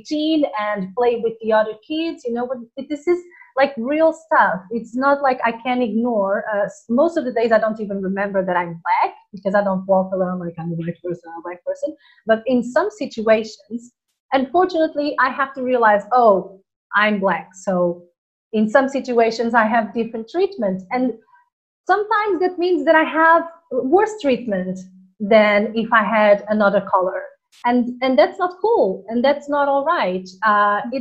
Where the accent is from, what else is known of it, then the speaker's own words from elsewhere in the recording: Portugal; moved away as an adult; also born or lived in Angola / Tenerife; I was born in Angola, in Africa, and then I went to Portugal, that's where I was raised, and that's where I lived until I was a grown up. Then I moved to Tenerife